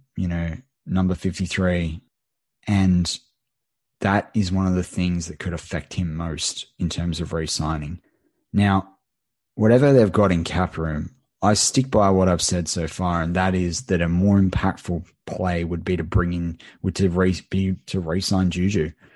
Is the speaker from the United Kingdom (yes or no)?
no; Australia; an Aussie